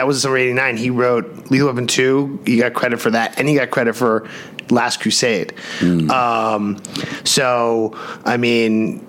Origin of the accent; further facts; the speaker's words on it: New York City, New York, United States; growing up in New York City.